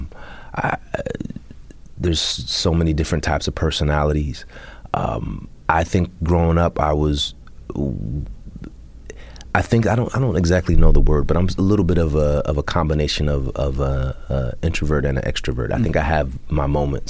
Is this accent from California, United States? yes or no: yes; Bay Area, California, United States; I'm from the Bay Area